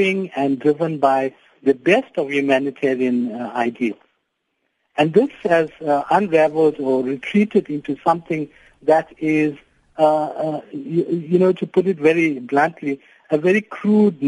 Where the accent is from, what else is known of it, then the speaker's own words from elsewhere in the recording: South Africa; to be proudly South African